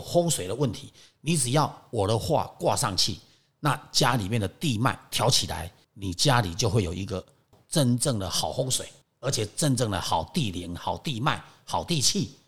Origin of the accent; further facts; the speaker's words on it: Taiwan; 因为我是在台湾长大嘛